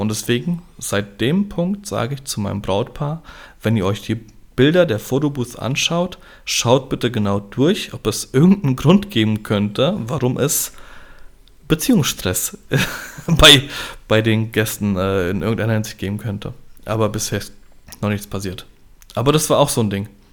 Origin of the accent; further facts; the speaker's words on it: Gernsheim, Hesse, Germany; Bei uns in Gernsheim gibt es das Fischerfest